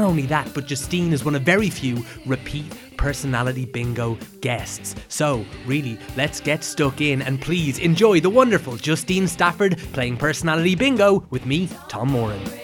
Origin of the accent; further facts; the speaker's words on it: Meath, Leinster, Ireland; we're both from Meath